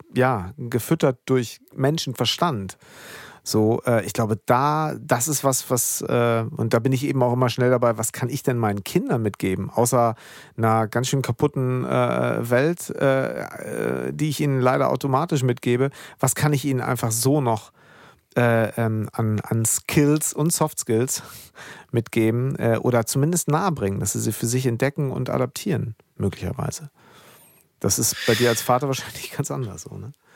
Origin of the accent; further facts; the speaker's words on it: Germany; hier bei uns in Deutschland